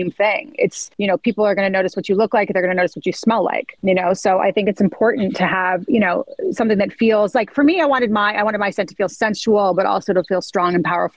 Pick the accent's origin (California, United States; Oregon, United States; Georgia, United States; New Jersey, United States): California, United States; Santa Barbara; And so I grew up in Montecito. I grew up in Santa Barbara.